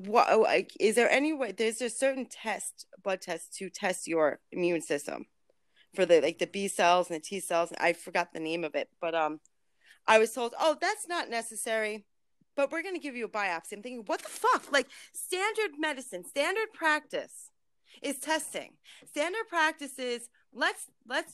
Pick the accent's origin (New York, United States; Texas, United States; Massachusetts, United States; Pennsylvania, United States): New York, United States; New York City; also born or lived in Ulster County, New York; originally from Brooklyn